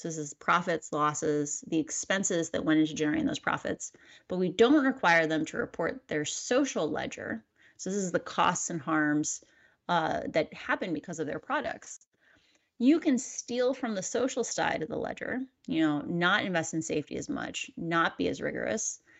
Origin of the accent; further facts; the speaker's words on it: Midwest, United States; I'm a Midwesterner.